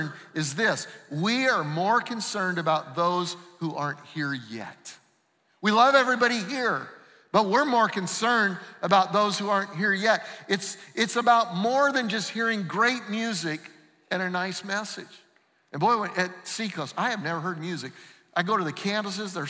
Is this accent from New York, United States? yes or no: no; Denver, Colorado, United States; I grew up in Denver.